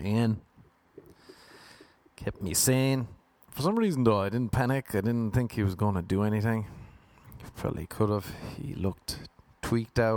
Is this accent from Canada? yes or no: no; Ireland; moved away